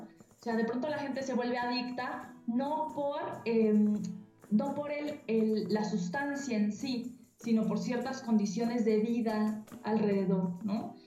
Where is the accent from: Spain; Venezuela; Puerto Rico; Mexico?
Mexico; cómo nos moldea la violencia eh, eh, eh, como mexicanos